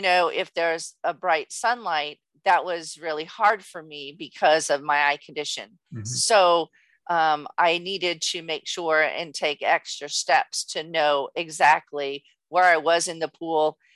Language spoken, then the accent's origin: English; Southern California, United States; born and raised in Southern California